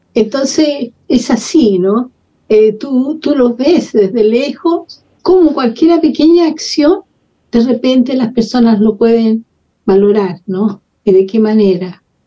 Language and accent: Spanish; Santiago, Santiago Metropolitan Region, Chile; moved away as an adult; also born or lived in Peru / Ecuador / France / Algeria; Yo soy nacida en Santiago de Chile hace no sé cuántas décadas. Estudié, me crié todo en, Santiago.